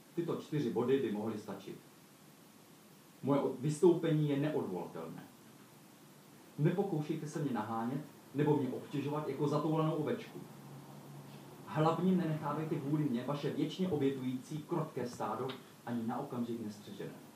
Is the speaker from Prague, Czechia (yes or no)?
no; Olomouc, Olomouc Region, Czechia; jsem přijel z Olomouce, tak tuším svým katolickým citem